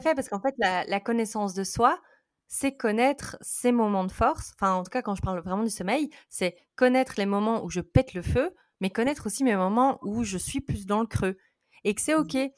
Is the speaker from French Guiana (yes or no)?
no; Belgium; je suis belge. Euh, donc, désolée pour mon accent.